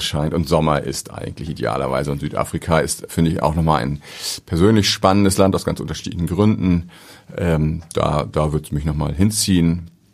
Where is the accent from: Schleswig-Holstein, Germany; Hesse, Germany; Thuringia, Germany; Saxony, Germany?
Schleswig-Holstein, Germany; Ahrensburg; ich komme aus Ahrensburg, hab da, beim, hab da war da Torwart in der Jugendmannschaft